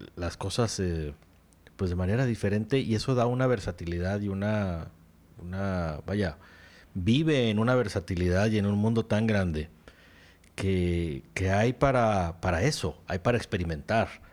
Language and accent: Spanish; Mexico; aquí en México